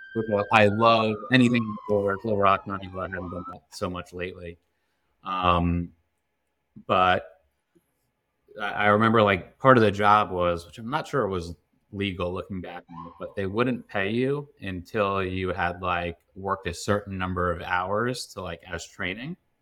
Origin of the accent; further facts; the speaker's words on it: Long Island, New York, United States; now in Westchester, United States; I grew up on Long Island